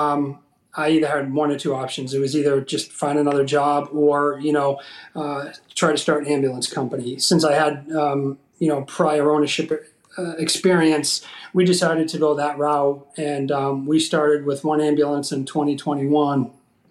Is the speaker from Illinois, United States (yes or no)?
no; Salem, Massachusetts, United States; moved away as an adult; also born or lived in Michigan; now in Columbus, United States; I'm originally from Salem, Massachusetts. I moved to the Columbus, Ohio area back at the end of 2014